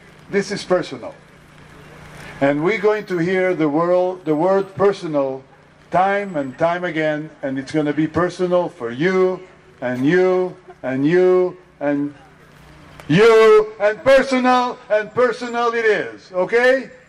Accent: Israel; And I married a wonderful lady from Iran, and I am from Israel and work there

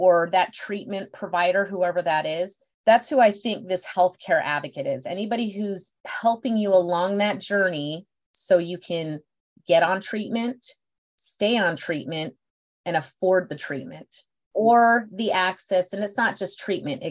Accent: Beeville, Texas, United States; I was born in Beeville, Texas.

